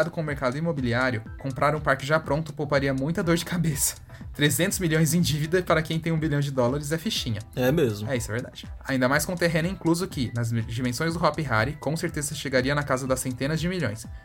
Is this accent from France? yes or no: yes; France; Portuguese is a second language; Designs no plural. É que eu sou francesa.